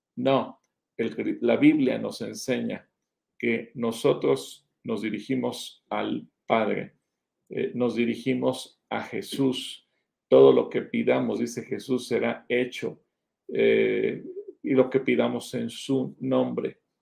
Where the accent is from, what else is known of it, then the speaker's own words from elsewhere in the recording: Mexico; somos mexicanos